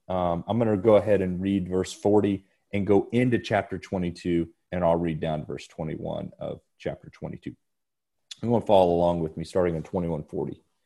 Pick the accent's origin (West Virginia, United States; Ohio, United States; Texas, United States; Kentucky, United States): Kentucky, United States; Lexington; I was born in Lexington, Kentucky, uh, so in the, in the state of Kentucky, which is in the country of the United States